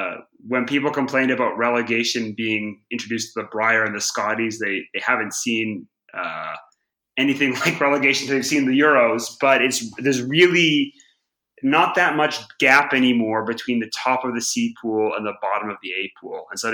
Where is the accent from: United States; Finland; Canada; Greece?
Canada; now in Europe; So basically the Euro, it was coming when I came over to Europe from Canada, I didn't really have much sense of how it worked or what all the fuss was about.